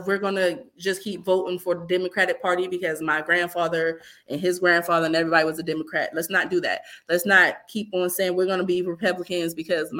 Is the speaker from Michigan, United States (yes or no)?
no; Youngstown, Ohio, United States; That is still my town. Okay, that's my hometown.